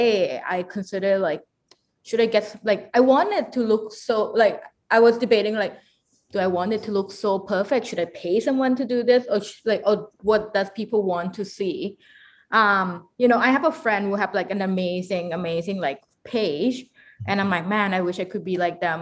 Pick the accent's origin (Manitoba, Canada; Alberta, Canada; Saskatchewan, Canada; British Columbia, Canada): British Columbia, Canada; Victoria; I grew up in Victoria